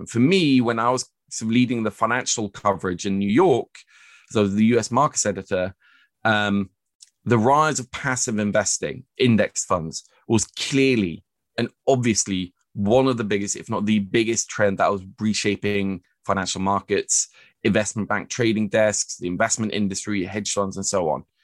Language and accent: English; Oslo, Norway; moved away as an adult; I was born and raised here in Oslo at Smestad